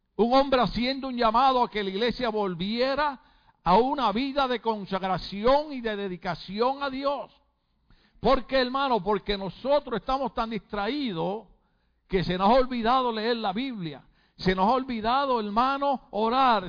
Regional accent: Puerto Rico; moved away; en mi país por muchos años, a pesar de que yo venía de un partido revolucionario que creía en la independencia de Puerto Rico

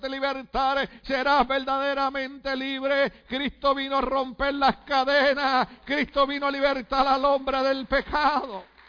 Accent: Puerto Rico; moved away; yo desde chiquito en mi país, Puerto Rico

